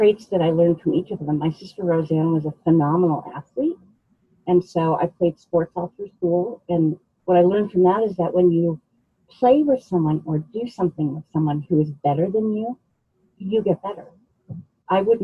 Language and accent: English; Denver, Colorado, United States; also born or lived in Fort Collins; I actually grew up here in Denver. The neighborhood is called Montclair